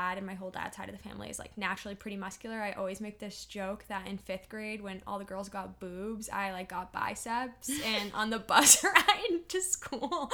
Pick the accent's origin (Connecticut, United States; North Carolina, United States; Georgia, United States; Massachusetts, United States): Massachusetts, United States; Peabody; also born or lived in Salem, Massachusetts; I'm from Peabody, Massachusetts. It's kind of right next to Salem, Mass and Danvers. I grew up in Salem and moved to Peabody later on and did high school and everything there